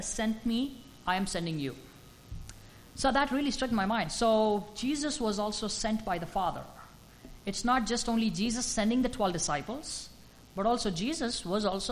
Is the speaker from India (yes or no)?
yes; India; moved away; as an Indian